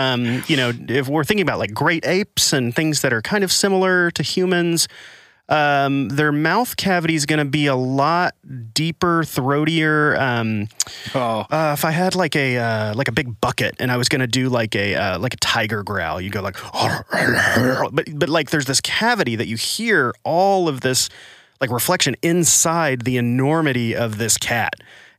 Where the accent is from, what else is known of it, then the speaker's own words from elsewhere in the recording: Arkansas, United States; also born or lived in Los Angeles / Nashville / Washington, D.C.; Well, I was in Arkansas and I lived in LA for a while, lived in Nashville, went back to LA, went to DC. So my accent has just been smeared all over the country. And then sometimes the Arkansas comes out still